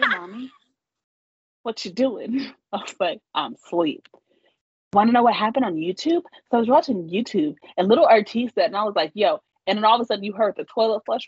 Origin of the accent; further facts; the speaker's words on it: Kansas, United States; I'm from Kansas